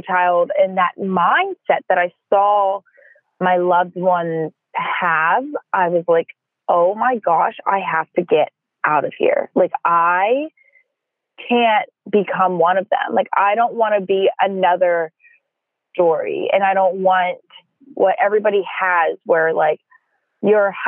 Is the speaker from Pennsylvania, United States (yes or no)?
yes; about an hour south of Pittsburgh, Pennsylvania, United States; moved away; also born or lived in Los Angeles; I was born and raised about an hour south of Pittsburgh, in the true steel mill land.